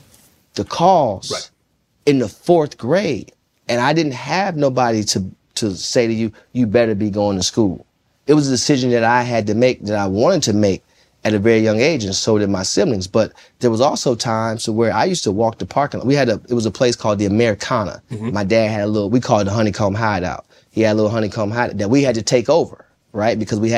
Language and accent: English; Jonesboro, Arkansas, United States; I'm coming from Jonesboro, Arkansas.